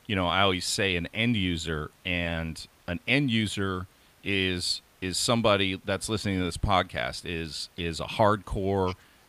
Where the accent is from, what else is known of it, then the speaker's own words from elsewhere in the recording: Oregon, United States; here in my home state, which is Oregon